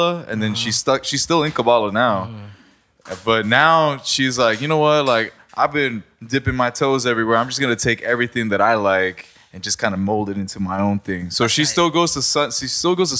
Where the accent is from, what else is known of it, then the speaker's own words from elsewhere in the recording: Mexico; moved away; also born or lived in Hawaii; Growing up in Mexico